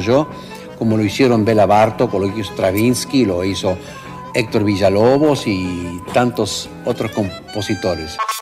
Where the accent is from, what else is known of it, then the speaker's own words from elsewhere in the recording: Argentina; Yo soy argentino